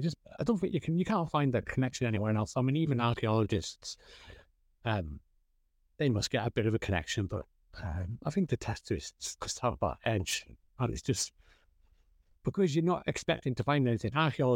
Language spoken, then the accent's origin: English; Wales, United Kingdom; Okay, so I'm from Flintshire, North Wales, so just the other side of Chester, probably the Welsh side, the best side, obviously.